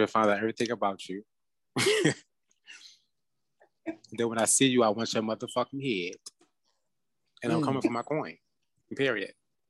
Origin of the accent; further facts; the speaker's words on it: Philadelphia, Pennsylvania, United States; I'm from Philadelphia, PA.